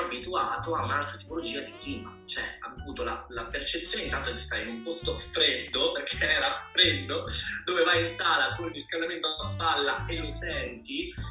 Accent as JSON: {"language": "Italian", "region": "Sicily", "country": "Italy", "said": "io sono siciliano"}